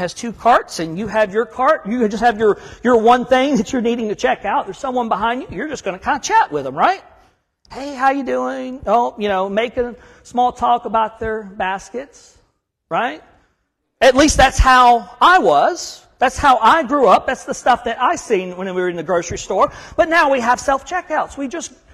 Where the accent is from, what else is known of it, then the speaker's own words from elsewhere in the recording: Huntsville, Alabama, United States; moved away as an adult; also born or lived in Savannah, Georgia / Chattanooga, Tennessee / Fort Bragg, North Carolina; now in Kentucky, United States; I'm from North Alabama. I'm from Huntsville.